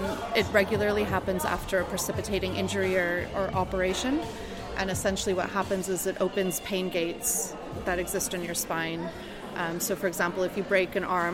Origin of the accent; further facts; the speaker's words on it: Canada; my home country of Canada